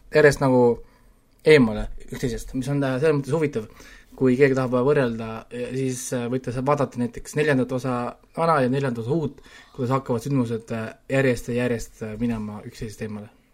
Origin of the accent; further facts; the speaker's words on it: Estonia; me oleme kasvanud üles ju Eestis